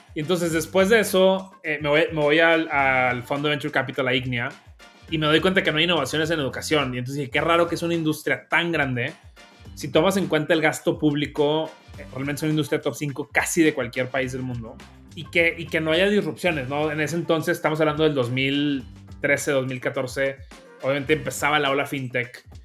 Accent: Monterrey, Nuevo León, Mexico; accent: norteño; como pueden escuchar, soy regio, también norteño orgullosamente. Y realmente pues vengo de una familia bastante eh, normalita en Monterrey

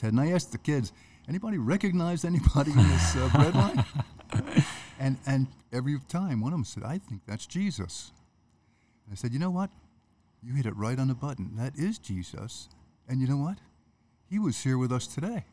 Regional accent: Jersey City, New Jersey, United States; moved away; I was born and raised in Jersey City, in the shadow of the Statue of Liberty.

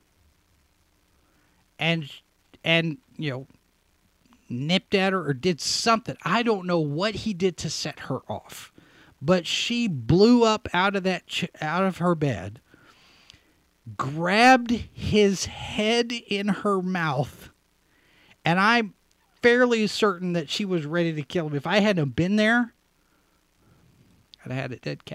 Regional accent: Texas, United States; I grew up in Texas

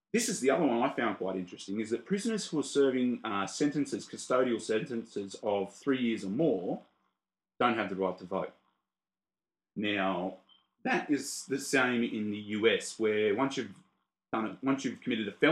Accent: Australia; we're Australian

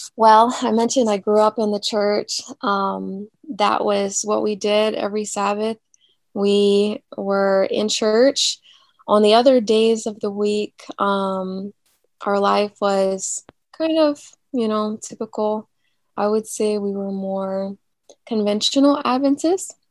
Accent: Newport News, Virginia, United States; moved away as an adult; I am from Newport News, Virginia that is near the coast. So we have some beaches nearby. I was born and raised there, and I didn't leave until I was like a junior in college.

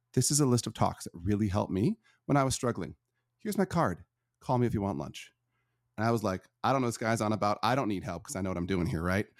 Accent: Northern Michigan, United States; I was born in Northern Michigan to a a pretty abusive family

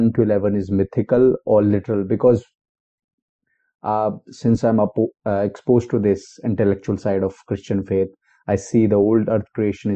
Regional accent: India; I come from India, so we claim that our Hinduism is the oldest religion

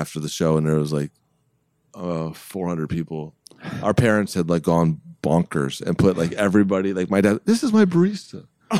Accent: Akron, Ohio, United States; moved away; But I'm from Akron.

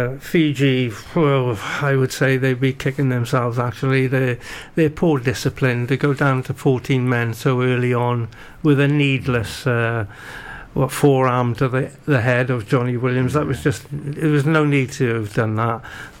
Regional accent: United Kingdom; And as a British fan, I want Lewis Hamilton to go on and win it.

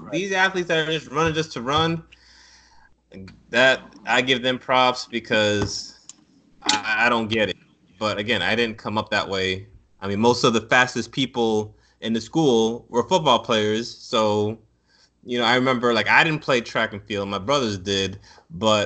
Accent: Broward County, South Florida, United States; also born or lived in Chapel Hill, North Carolina; me being from South Florida

